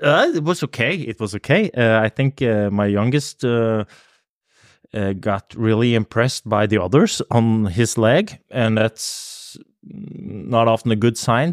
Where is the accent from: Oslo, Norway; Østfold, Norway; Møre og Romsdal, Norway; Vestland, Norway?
Oslo, Norway; I'm from, I grew up in Oslo. I'm a s, uh, I like to call myself a city boy.